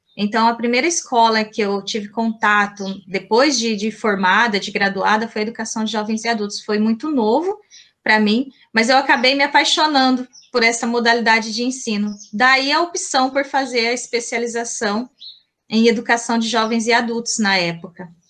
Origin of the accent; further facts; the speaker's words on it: Colíder, Mato Grosso, Brazil; accent: caipira; Eu sou mato-grossense, eu nasci em Colíder, interior aqui de, de Mato Grosso, né? Daí o meu sotaque bem caipira